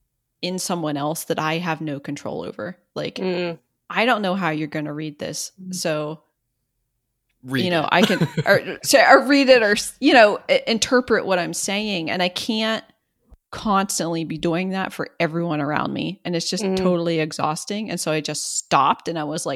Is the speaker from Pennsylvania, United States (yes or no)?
yes; Southwest Pennsylvania, United States; I'm from Southwest Pennsylvania.